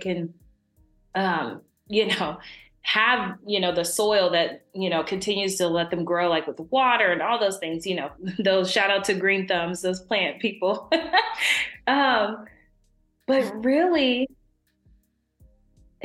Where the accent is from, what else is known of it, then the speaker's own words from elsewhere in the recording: Dayton, Ohio, United States; I am from Dayton, Ohio, the crazy weather of Ohio land